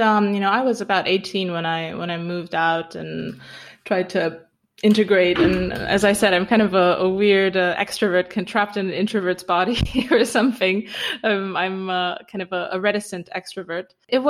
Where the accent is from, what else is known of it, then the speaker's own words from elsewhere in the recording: Romania; I grew up in Romania, partly in a small town and partly in the mountains because we had a cabin